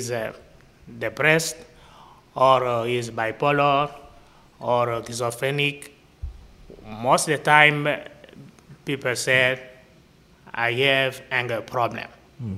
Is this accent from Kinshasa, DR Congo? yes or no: yes; Kinshasa, DR Congo; now in Dallas, United States; I am from Congo, Kinshasa. I live in Dallas